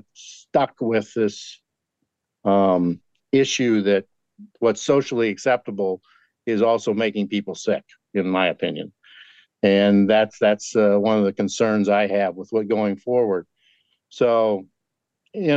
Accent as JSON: {"language": "English", "region": "Kansas", "country": "United States", "tie": "born or raised there", "said": "I grew up in Kansas"}